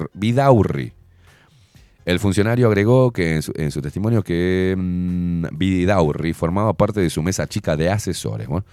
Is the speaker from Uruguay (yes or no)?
yes; Uruguay; en Uruguay me hicieron nacer